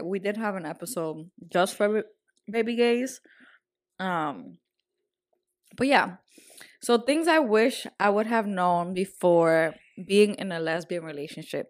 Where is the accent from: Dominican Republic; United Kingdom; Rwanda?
Dominican Republic; moved away; I was raised in Dominican Republic